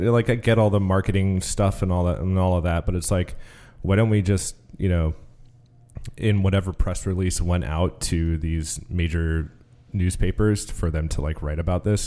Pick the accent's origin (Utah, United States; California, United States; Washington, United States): Washington, United States; Everett; I'm from Everett. which is about forty-five miles north, or forty-five minutes north of Seattle.